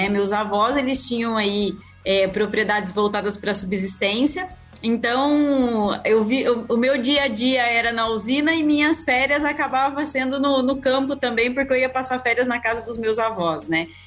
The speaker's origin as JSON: {"language": "Portuguese", "town": "Rio Brilhante", "region": "Mato Grosso do Sul", "country": "Brazil", "tie": "born there", "also_born_or_lived": "São Paulo state", "said": "Eu literalmente nasci dentro de uma usina em Rio Brilhante, no interior do Mato Grosso do Sul."}